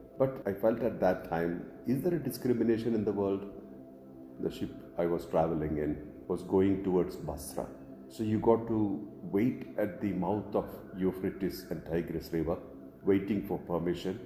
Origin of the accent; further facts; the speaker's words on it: India; Indians like me